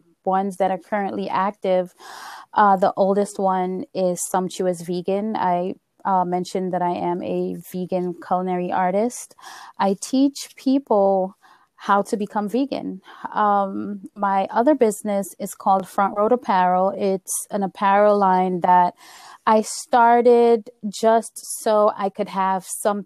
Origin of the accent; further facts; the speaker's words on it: Guyana; moved away; we're from Guyana. And we came from a small village in Guyana